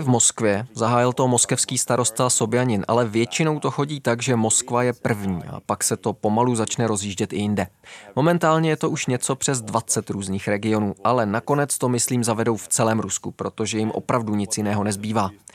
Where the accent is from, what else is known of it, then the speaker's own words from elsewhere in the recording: Netherlands; now in Russia; v Holandsku, odkud pocházím